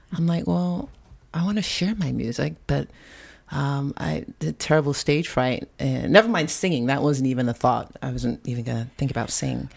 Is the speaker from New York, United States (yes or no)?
yes; Long Island, New York, United States; moved away; also born or lived in Santa Rosa, California; the home that we grew up in in Long Island